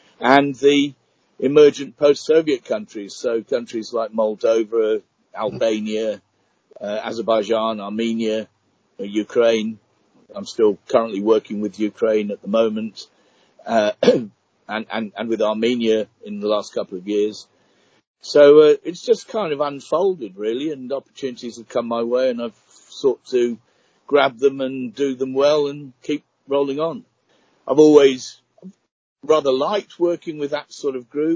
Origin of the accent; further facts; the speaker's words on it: Birmingham, West Midlands, United Kingdom; also born or lived in Hull / Kent; Moved to the Midlands when my dad got a better job in Birmingham, went to school in Birmingham